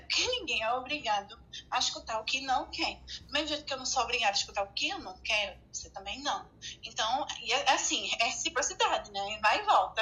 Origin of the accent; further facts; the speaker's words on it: Recife, Pernambuco, Brazil; aqui na minha cidade de Recife, Pernambuco